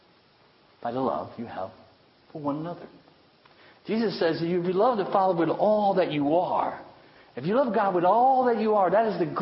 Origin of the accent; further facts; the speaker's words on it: United States; I love being an American. I really love living in this country